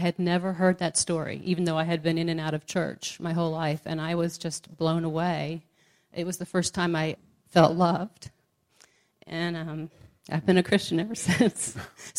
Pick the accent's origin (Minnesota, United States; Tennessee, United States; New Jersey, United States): New Jersey, United States; right outside of Philadelphia; I grew up in New Jersey, right outside of Philadelphia.